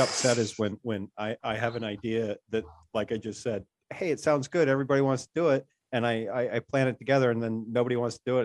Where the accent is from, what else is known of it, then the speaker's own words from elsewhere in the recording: Gillette, Wyoming, United States; Gillette, Wyoming.